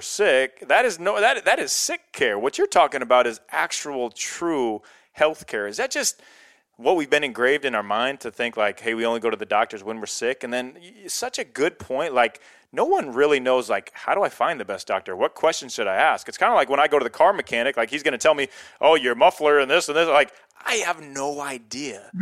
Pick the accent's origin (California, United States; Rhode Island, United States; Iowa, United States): Iowa, United States; I'm from Iowa, middle of nowhere Iowa